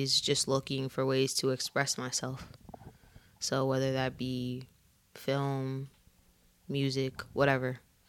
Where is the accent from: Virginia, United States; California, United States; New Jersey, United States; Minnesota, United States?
New Jersey, United States; I'm from Jersey, born and raised